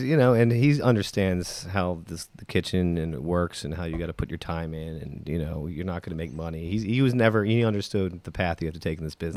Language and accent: English; Baltimore, Maryland, United States; now in Atlanta, United States; I grew up in Baltimore